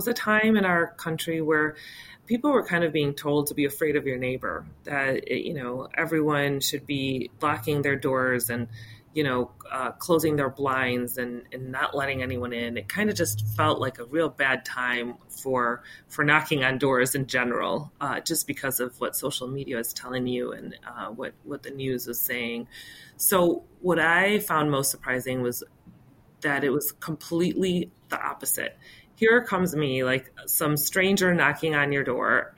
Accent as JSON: {"language": "English", "town": "West Chicago", "region": "Illinois", "country": "United States", "tie": "born or raised there", "said": "growing up in West Chicago, my parents had a grocery store in town"}